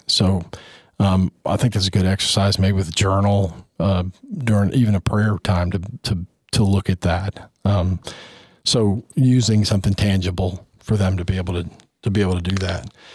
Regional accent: Houston, Texas, United States; I grew up in Houston

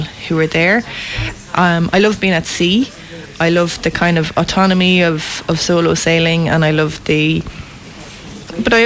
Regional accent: Westport, Connacht, Ireland; now in Leenane, Ireland; I'm from Westport originally. But I'm from Westport originally, but I've ended up here in Leenane.

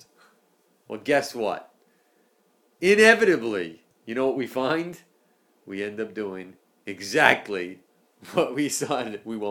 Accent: East Coast, United States; moved away; I'm from the East Coast

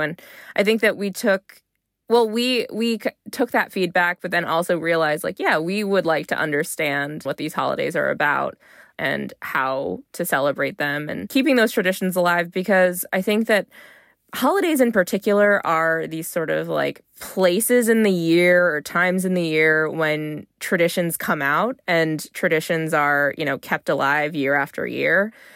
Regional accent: United States; if you're here in the U S at home, I might kinda think, "I'm Chinese American." If I'm abroad, it's, like, okay, I'm American

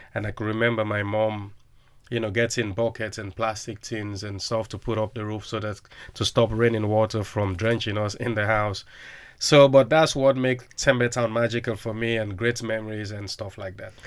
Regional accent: Freetown, Western Area, Sierra Leone; now in Liverpool, United Kingdom; growing up in Sierra Leone was really tough

